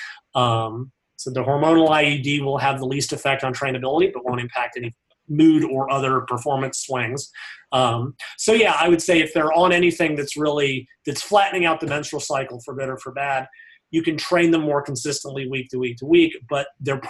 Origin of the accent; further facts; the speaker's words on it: United States; I'm an American